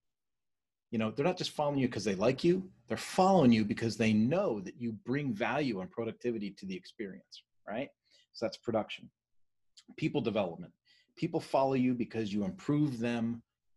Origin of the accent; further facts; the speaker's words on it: Philadelphia, Pennsylvania, United States; moved away; I was raised in Philadelphia